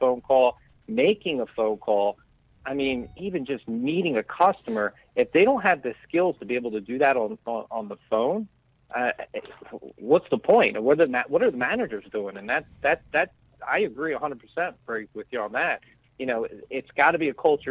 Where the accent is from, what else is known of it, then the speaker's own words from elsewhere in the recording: Pennsylvania, United States; I'm from Pennsylvania